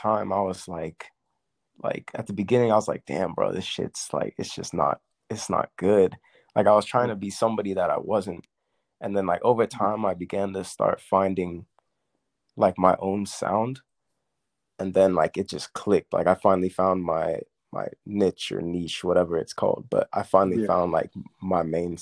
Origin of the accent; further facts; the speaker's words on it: Woodstock, Georgia, United States; I'm from Woodstock, Georgia